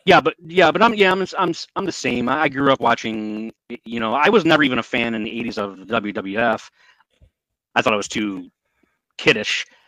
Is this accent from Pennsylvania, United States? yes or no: no; northern Michigan, United States; I lived up in the not in the Upper Peninsula, Michigan, but up up in the higher regions of the state